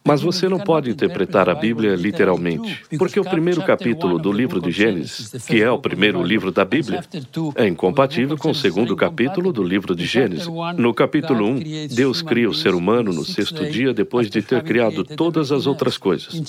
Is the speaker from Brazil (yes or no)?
no; Spain; moved away as an adult; now in New York, United States; eu saí da Espanha, onde eu nasci